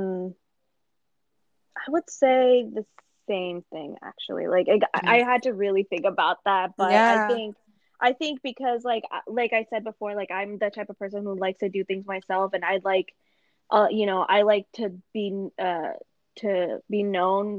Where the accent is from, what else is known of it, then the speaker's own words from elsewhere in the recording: Pakistan; me being Pakistani